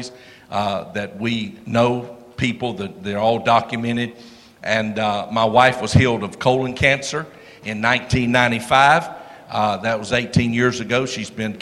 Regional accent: South Georgia, United States; now in North Louisiana, United States; I was born and raised in South Georgia.

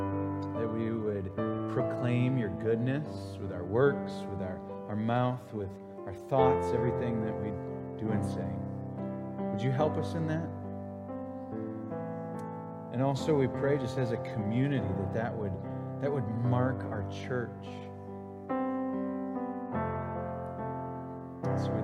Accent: Green Bay, Wisconsin, United States; moved away; I am from Green Bay, Wisconsin, the motherland, America's team.

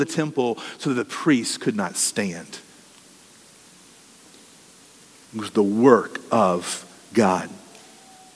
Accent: United States; we as American evangelical Christians

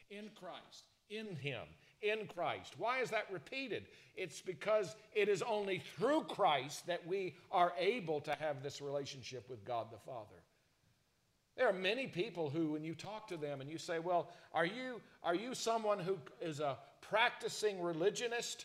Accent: South Carolina, United States; growing up in South Carolina

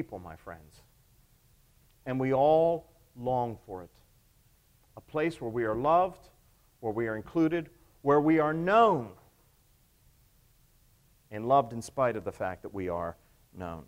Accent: the South, United States; Southerners get very attached to places, don't we

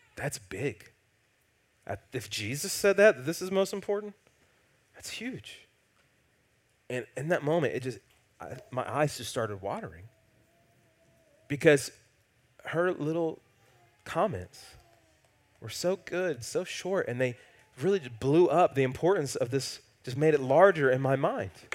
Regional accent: the Bible Belt, United States; growing up in the Bible Belt

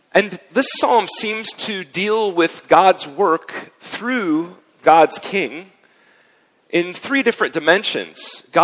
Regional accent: United States; moved away as an adult; now in Zurich, Switzerland; I come from a republic. My home country, of course, doesn't have a king. We revolted against a king and set up a republic instead.

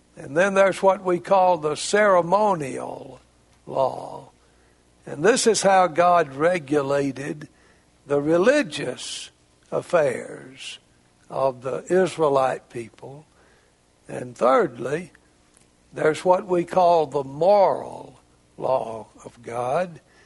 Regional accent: Jasper County, Mississippi, United States; also born or lived in Arkansas; I grew up in Jasper County, Mississippi. I grew up out in the country.

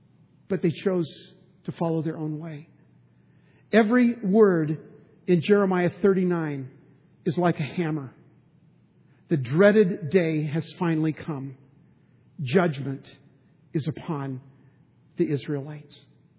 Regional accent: San Diego, California, United States; And we grew up in San Diego.

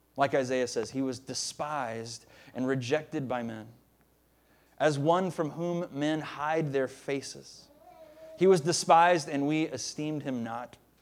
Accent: the South, United States; moved away; I'm a Southerner. I, I try to hide it a lot of the times, but it's true. I am. I'm from the South

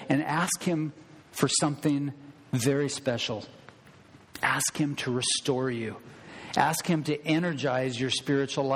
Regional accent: Thurston County, Washington, United States; also born or lived in Le Grand / Everson; I grew up in Thurston County, a fairly large area

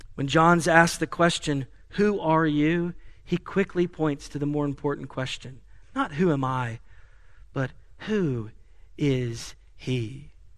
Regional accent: Asheville, North Carolina, United States; moved away; my hometown of Asheville

